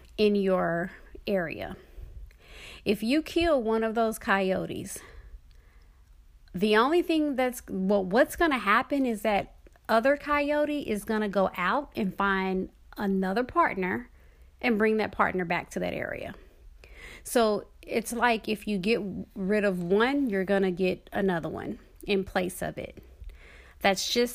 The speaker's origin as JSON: {"language": "English", "town": "Dallas", "region": "Texas", "country": "United States", "tie": "born or raised there", "moved": "yes", "said": "a child and teenager growing up in Dallas, Texas"}